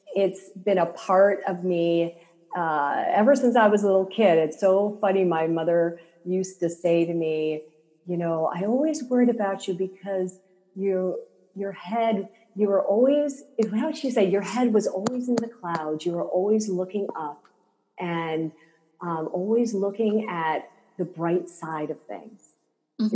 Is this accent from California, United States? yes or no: yes; Silicon Valley, California, United States; I grew up in Silicon Valley